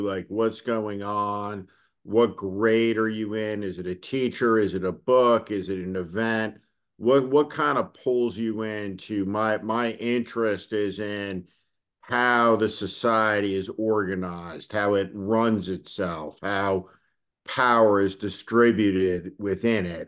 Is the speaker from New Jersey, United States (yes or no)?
yes; North Plainfield, New Jersey, United States; there were no gay people, like, growing up in North Plainfield, New Jersey.